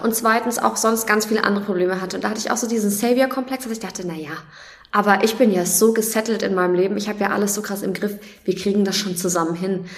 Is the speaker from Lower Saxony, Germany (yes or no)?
no; Nuremberg, Bavaria, Germany; Ich komme aus Nürnberg